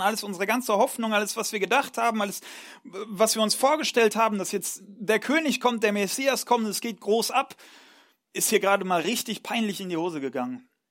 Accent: Ruhr area, North Rhine-Westphalia, Germany; moved away; ich komme ursprünglich aus Nordrhein-Westfalen, ähm, aus, aus dem schönen Ruhrgebiet

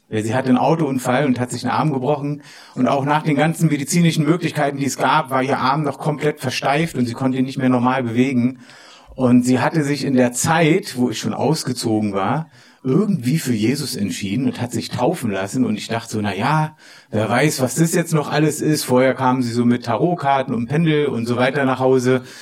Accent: Berlin, Germany; ich komme aus Pankow, oben, ja, bin auch dort aufgewachsen, habe so noch, noch die Mauer miterlebt damals und sowas alles.

